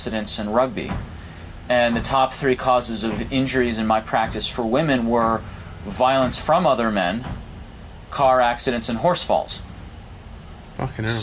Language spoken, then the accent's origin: English; outside Heartbreak Hill, Massachusetts, United States; I grew up outside Heartbreak Hill